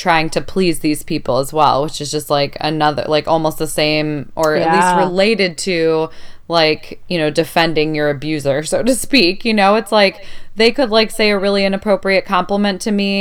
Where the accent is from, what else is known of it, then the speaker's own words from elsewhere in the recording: Chicago, Illinois, United States; I grew up in Chicago, which is a bigger city